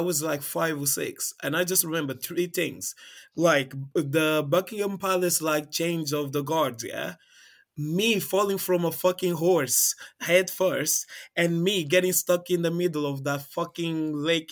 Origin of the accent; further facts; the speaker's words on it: Angola; even though I'm from Angola, I've only been to Angola